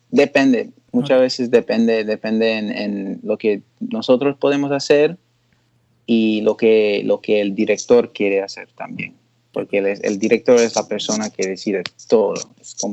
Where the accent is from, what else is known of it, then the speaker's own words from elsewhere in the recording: Puerto Rico; sí, y cuando estoy en la isla, depende de la persona, pero sí, soy boricua.